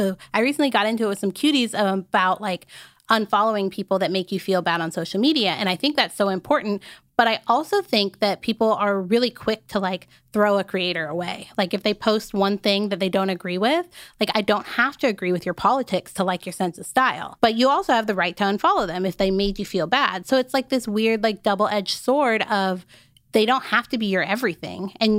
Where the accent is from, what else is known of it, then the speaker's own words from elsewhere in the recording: Arizona, United States; I grew up in Arizona. There wasn't a ton of like Black women in general.